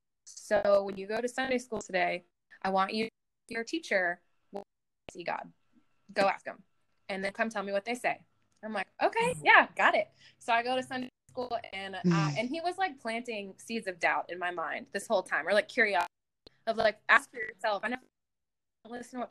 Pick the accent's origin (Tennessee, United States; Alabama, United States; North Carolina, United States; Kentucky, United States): Tennessee, United States; Clarksville; also born or lived in New York; I grew up in Clarksville, which is not as small as your hometown